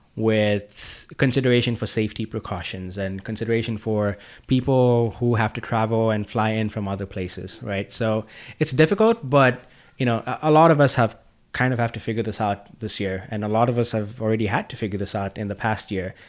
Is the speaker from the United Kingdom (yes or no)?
no; Zambia; moved away; I'm from Africa